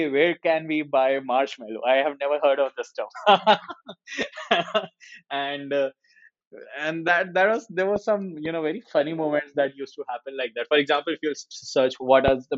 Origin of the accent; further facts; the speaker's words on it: Jaipur, Rajasthan, India; I come from Jaipur